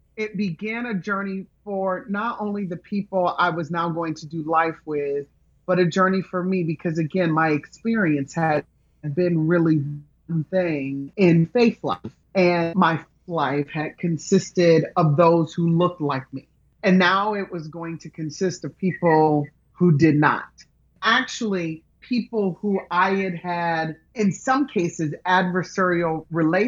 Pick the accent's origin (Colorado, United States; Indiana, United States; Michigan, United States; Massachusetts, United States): Michigan, United States; Grand Rapids; moved away as an adult; also born or lived in Memphis, Tennessee; I grew up in Grand Rapids, Michigan.